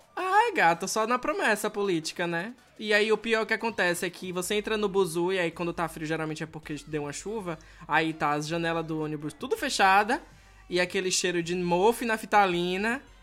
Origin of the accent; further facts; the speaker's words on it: Salvador, Bahia, Brazil; moved away; de onde eu venho, em Salvador